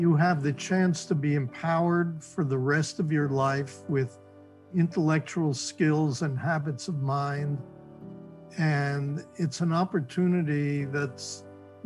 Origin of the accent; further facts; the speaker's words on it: New York City, New York, United States; I grew up in New York City, in fact, in Greenwich Village, in the West Village